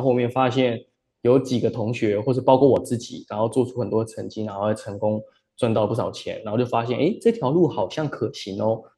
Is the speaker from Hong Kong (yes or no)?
no; Taiwan; moved away; also born or lived in Australia / Shanghai; 我是台湾人